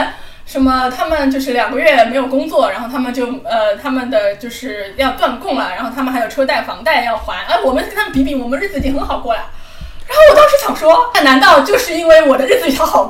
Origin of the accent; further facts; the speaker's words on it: Hong Kong; now in Shanghai, China; 我们如果我们香港人早就已经走上街头